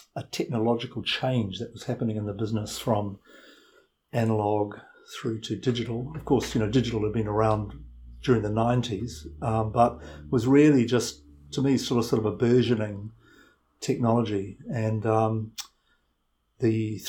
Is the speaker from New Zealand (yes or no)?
yes; New Zealand; also born or lived in London; I am a New Zealander